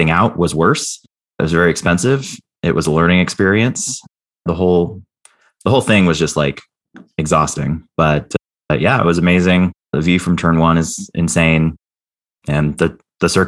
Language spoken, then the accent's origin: English; Banning, California, United States; my hometown of Banning, California